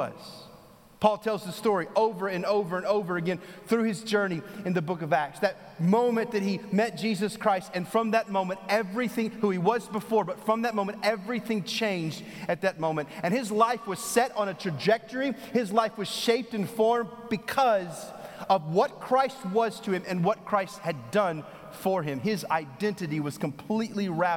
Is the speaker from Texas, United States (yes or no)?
yes; Texas, United States; now in North Carolina, United States; I'm from Texas